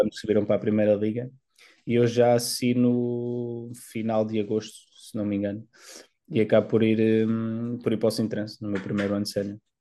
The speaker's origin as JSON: {"language": "Portuguese", "town": "Seixal", "region": "Setúbal", "country": "Portugal", "tie": "born or raised there", "also_born_or_lived": "Cruz de Pau", "said": "Eu cresci, cresci nas Paivas"}